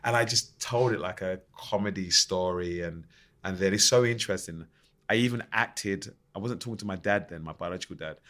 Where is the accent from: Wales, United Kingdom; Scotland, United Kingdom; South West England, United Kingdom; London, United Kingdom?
London, United Kingdom; I grew up in Plasto and then you know, ten minutes down the road, you got Canning Town.